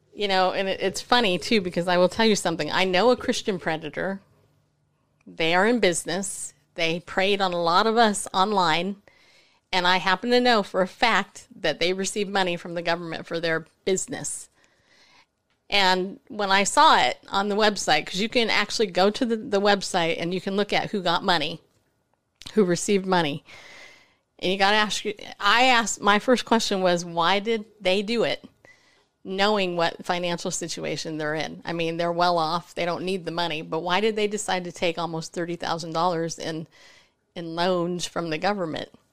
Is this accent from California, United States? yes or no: yes; California, United States; moved away; I grew up in California